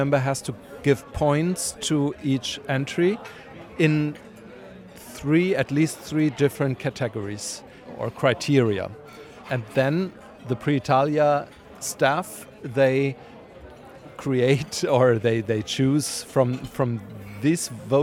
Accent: Berlin, Germany; I'm from Berlin.

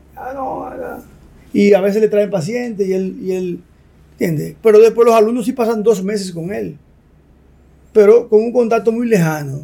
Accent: La Vega, Dominican Republic; yo nací en La Vega y yo nací entre una clínica que era de mi abuelo y las dos casas de mi abuelo y la de nosotros

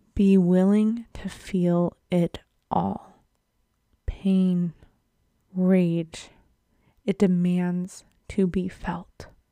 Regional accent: Buffalo, New York, United States; moved away; Buffalo, my hometown

